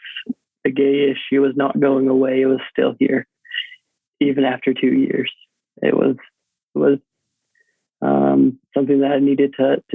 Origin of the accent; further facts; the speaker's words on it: Tyler, Texas, United States; moved away as an adult; now in Idaho, United States; I was running cross country and track at the University of Texas at Tyler. So right there in my hometown